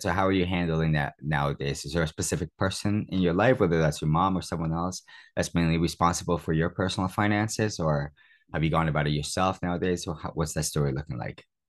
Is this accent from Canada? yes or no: yes; Toronto, Ontario, Canada; moved away as an adult; also born or lived in Cuba; now in United Kingdom; I was born in Cuba. So since I was nine years old, I've, I've had a computer when I migrated to Toronto, Canada